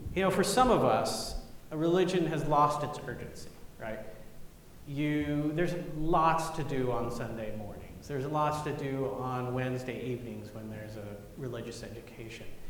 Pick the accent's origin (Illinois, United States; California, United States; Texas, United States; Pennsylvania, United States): Texas, United States; Grapevine; moved away as an adult; I went back to Grapevine, Texas for my 30 year high school reunion